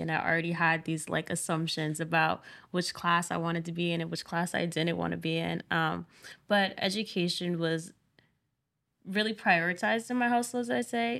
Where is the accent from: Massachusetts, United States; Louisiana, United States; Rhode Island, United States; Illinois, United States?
Rhode Island, United States; Providence; I'm from Providence, Rhode Island.